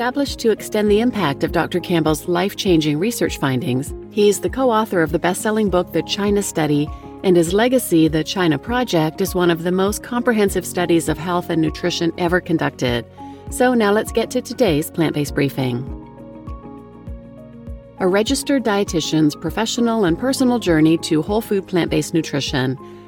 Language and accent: English; Turkey; moved away; I also spend a lot of time in my home country of Turkey